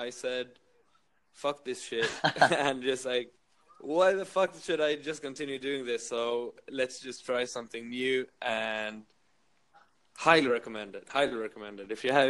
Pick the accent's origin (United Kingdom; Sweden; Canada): Sweden; now in Berlin, Germany; My lifestyle. I live in Berlin.